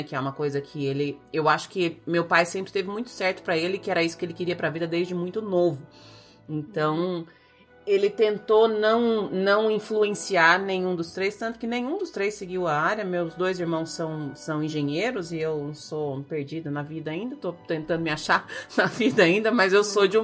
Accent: Brazil; moved away; minha vida aqui como brasileira sofredora imigrante

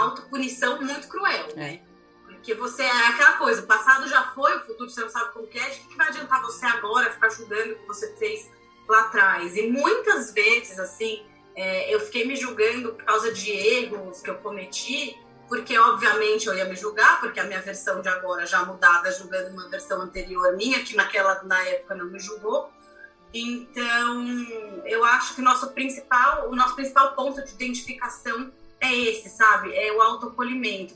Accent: Brazil; sendo brasileiro

